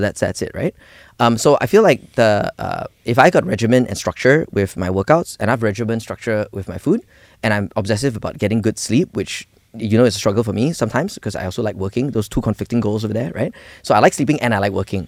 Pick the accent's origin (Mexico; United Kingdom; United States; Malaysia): Malaysia; we, we grew up in Malaysia